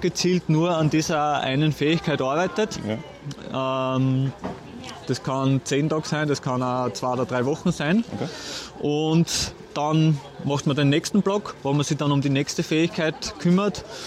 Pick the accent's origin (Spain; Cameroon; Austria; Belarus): Austria; bei uns in Österreich